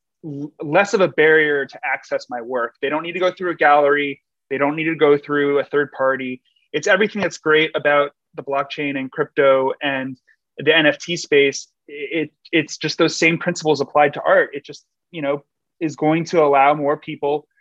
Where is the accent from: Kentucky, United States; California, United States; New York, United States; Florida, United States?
New York, United States; New York City; my hometown, New York City